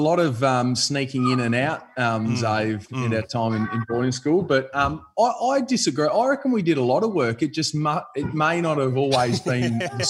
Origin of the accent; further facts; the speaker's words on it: Findlay, Ohio, United States; I reckon when you come from the country, you get you're pretty fond of where you grew up and where I grew up, Findlay, which you've got family ties to.